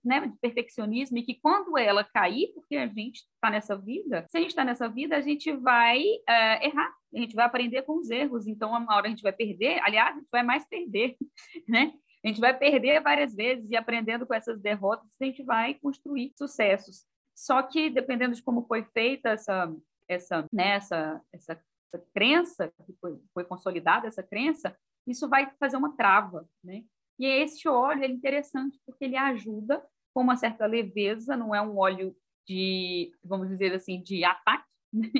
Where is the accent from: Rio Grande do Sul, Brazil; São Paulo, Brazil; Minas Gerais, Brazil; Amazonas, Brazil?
Minas Gerais, Brazil; em Minas Gerais, né, de onde eu, é, eu, sou mineira